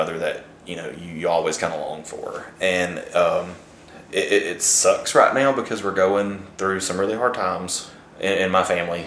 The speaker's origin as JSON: {"language": "English", "area": "St. Clair County", "region": "Alabama", "country": "United States", "tie": "born or raised there", "said": "I'm from St. Clair County, Alabama"}